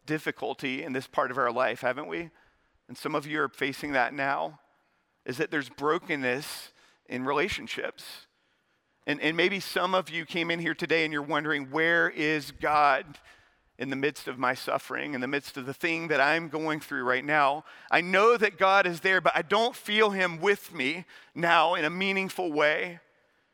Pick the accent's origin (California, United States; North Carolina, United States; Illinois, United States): North Carolina, United States; Charlotte; also born or lived in West Point; I'm from Charlotte